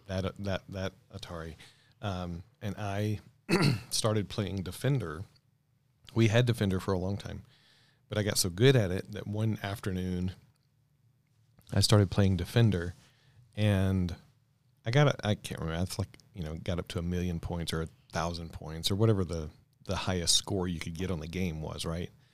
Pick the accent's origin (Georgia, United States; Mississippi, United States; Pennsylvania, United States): Mississippi, United States; now in Colorado, United States; I grew up in Mississippi.